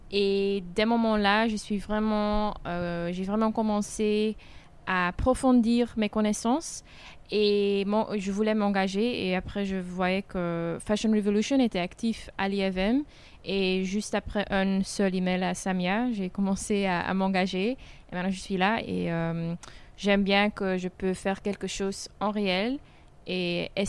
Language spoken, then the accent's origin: French; Belgium; je viens de Belgique.